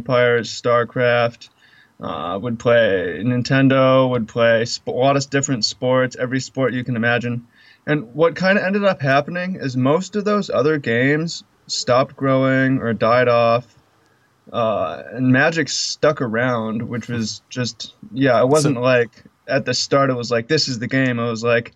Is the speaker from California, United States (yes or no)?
no; Seattle, Washington, United States; I'm from Seattle, Washington